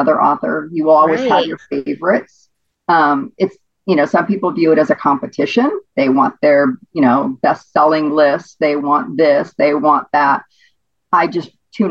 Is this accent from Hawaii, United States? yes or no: yes; Hawaii, United States; now in Venice, Florida, United States; I was born and raised in Hawaii